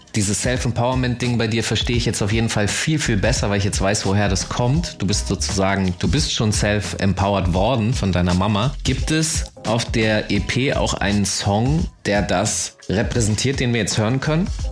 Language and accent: German; Hanover, Lower Saxony, Germany; ich bin Hannoveraner